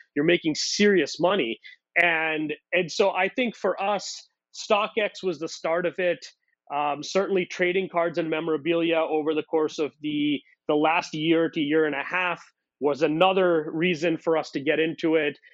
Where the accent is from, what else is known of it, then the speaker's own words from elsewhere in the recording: India; moved away; I grew up in India